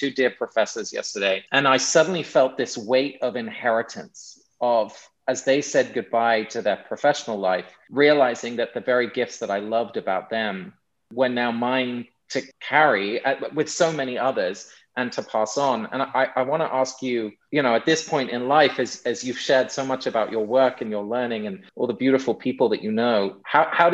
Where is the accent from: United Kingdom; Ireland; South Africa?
United Kingdom; England; accent: English; moved away; I'm English originally, if you hadn't heard in my accent. And I'm back in England for about a month, spending some time with my parents